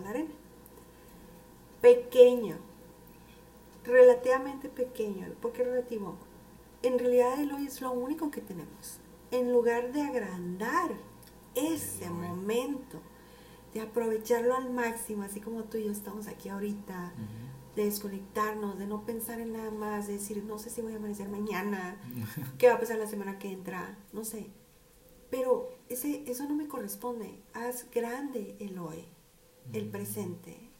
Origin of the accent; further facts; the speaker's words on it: Nogales, Sonora, Mexico; así hablamos aquí, creen que estamos enojados, somos muy golpeados